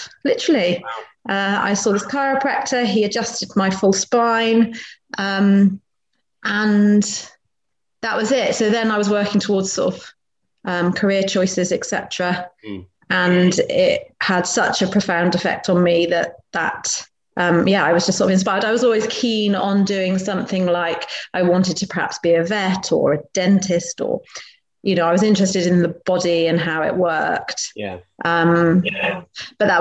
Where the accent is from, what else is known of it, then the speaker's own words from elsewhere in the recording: Wiltshire, South West England, United Kingdom; moved away; also born or lived in Berkhamsted; I grew up in down in Wiltshire, so sort of out in the sticks.